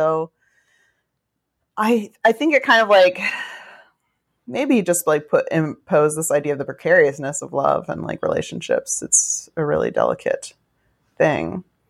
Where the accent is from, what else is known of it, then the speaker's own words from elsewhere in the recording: New York, United States; I grew up in New York, so I don't think anyone was like, why aren't your parents married?